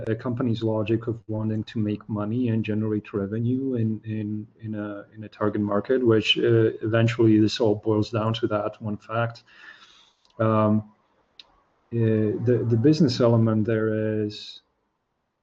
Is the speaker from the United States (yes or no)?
no; Slovakia; first language Slovak; English is a second language; my native language, which is Slovak